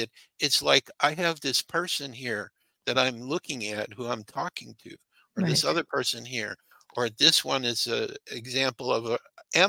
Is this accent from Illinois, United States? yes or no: yes; Chicago, Illinois, United States; born there; So sometimes I'll say I'm Illinois … because I was born